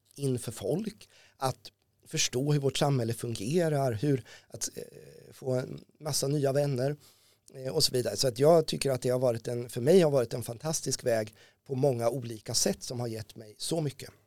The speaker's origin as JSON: {"language": "Swedish", "town": "Ödeshög", "region": "Östergötland", "country": "Sweden", "tie": "born or raised there", "moved": "yes", "lives_now": "Norrköping, Sweden", "said": "Ödeshög där jag växte upp i sydöstra Östergötland"}